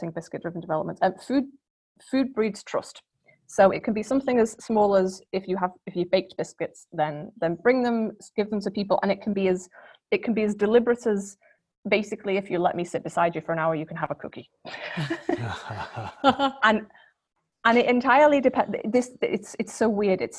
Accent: Liverpool, North West England, United Kingdom; I grew up in Liverpool

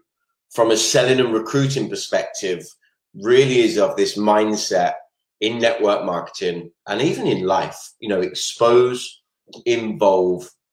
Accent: Maidstone, South East England, United Kingdom; moved away; I am originally from Kent myself, from the beautiful town, I don't even know if it's a city, of Maidstone

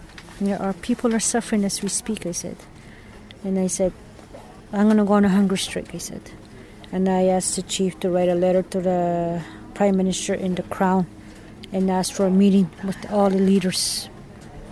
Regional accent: Canada; in Canada we are peaceful people

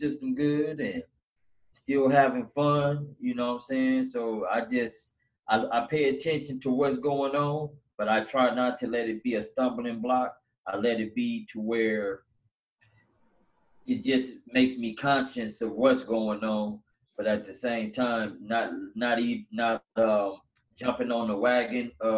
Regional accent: Los Angeles, California, United States; Born and raised in here in L.A.

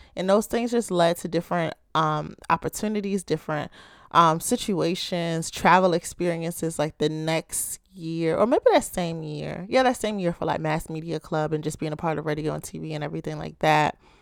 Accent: Baltimore, Maryland, United States; I'm from the Charm City, Ravens Nation, or as many of you may call it, Be More, Baltimore, Maryland.

